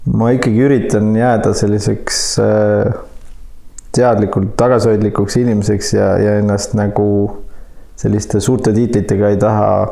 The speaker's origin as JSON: {"language": "Estonian", "region": "Saare County", "country": "Estonia", "tie": "born or raised there", "said": "tõepoolest ma olen Saaremaalt pärit ja, ja selles mõttes oli väga tore ja õnnelik lapsepõlv"}